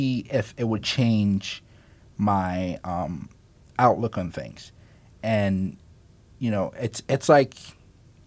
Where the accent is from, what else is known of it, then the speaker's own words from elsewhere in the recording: Kumasi, Ashanti, Ghana; now in Morgantown, United States; I'm also a city kid. I'm from Kumasi, Ghana.